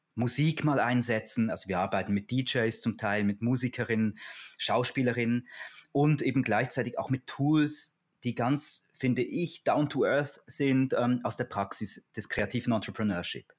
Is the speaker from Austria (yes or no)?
no; Switzerland; also born or lived in Basel; in der Schweiz, bin ja Schweizer, nach der Matura